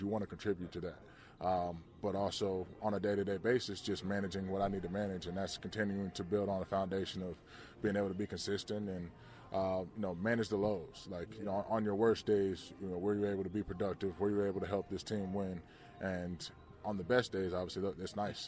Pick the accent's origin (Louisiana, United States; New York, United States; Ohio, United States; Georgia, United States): Georgia, United States; growing up in Georgia